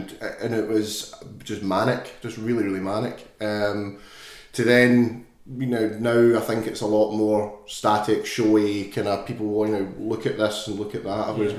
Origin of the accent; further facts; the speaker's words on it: Glasgow, Scotland, United Kingdom; I'm 35 from Glasgow.